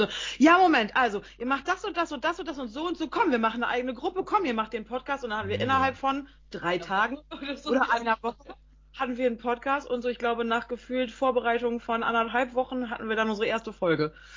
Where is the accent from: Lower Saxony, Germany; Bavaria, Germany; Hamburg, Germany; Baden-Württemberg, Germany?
Lower Saxony, Germany; Emsland; Wir kommen aus dem Emsland